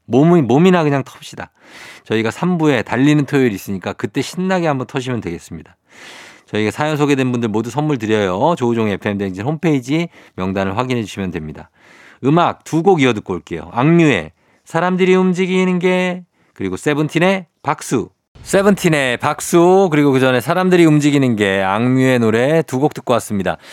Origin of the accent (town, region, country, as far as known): Seoul, South Korea; born or raised there